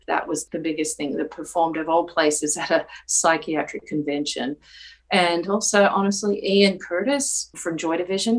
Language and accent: English; Australia; now in North Carolina, United States; I'm originally from Australia, and I grew up there